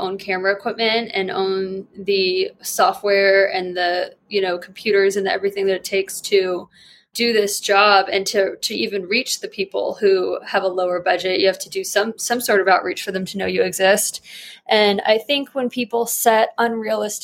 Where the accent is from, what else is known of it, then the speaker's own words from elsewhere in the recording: New Mexico, United States; moved away as an adult; now in Denver, United States; I'm not from here. I'm from New Mexico.